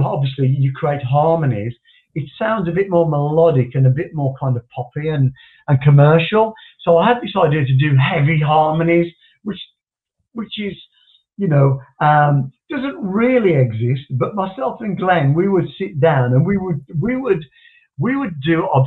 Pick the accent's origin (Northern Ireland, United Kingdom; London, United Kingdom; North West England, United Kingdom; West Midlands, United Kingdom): West Midlands, United Kingdom; West Bromwich; in my hometown, West Bromwich